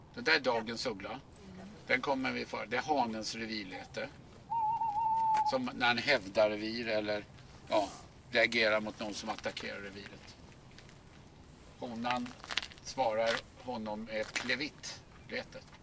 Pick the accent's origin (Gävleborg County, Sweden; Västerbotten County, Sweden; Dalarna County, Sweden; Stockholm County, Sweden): Stockholm County, Sweden; Stockholm; Jag föddes på norra Djurgården i Liljanskogen på Allmänna BB. Va? Och eh, jag har ju växt upp i den här miljön. Det här är mina hemmatrakter